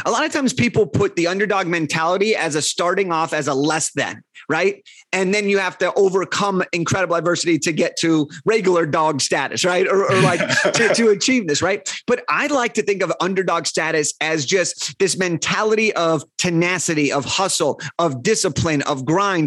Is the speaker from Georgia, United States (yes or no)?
no; Los Angeles, California, United States; I'm from Los Angeles